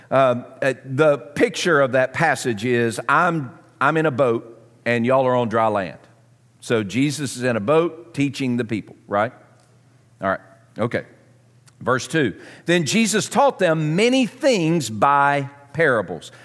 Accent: Southern, United States; accent: Southern; my Southern accent

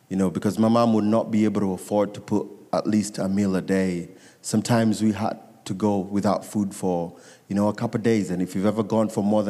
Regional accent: Nairobi, Kenya; I was born and raised in Nairobi, Kenya

